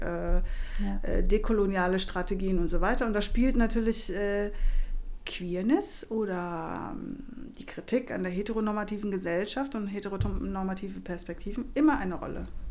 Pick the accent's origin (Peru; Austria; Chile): Chile; now in Germany; da, wo ich herkomme, ich komme aus dem südamerikanischen Kontinent äh, und zwar aus Chile